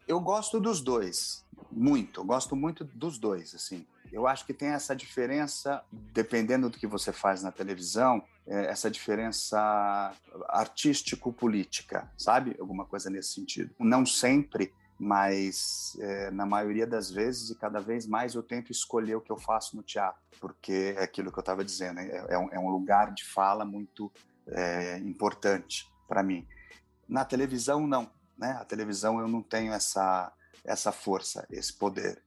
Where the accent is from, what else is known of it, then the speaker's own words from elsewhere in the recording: São Paulo, Brazil; como sou de São Paulo